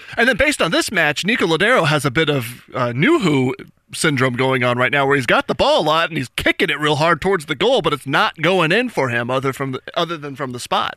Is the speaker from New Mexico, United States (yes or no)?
yes; New Mexico, United States; moved away; I'm from New Mexico originally